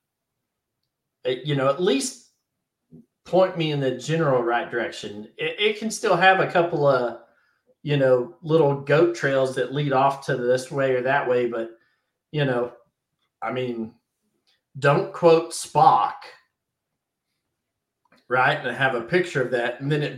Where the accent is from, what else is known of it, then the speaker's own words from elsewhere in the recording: United States; I'm an American